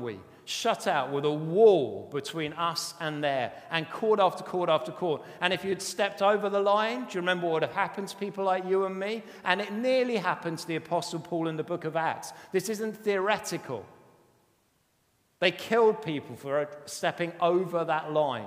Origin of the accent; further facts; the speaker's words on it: United Kingdom; we're very British